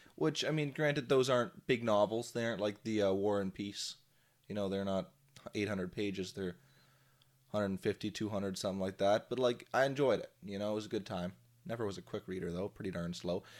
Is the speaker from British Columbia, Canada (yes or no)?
no; Drayton, Ontario, Canada; I grew up in the Drayton, Ontario area.